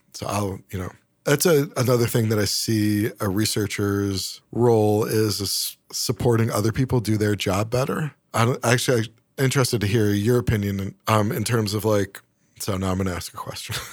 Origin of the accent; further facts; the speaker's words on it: Syracuse, New York, United States; moved away as an adult; also born or lived in Boston / Atlanta; I grew up in Syracuse, both very cold, snowy places.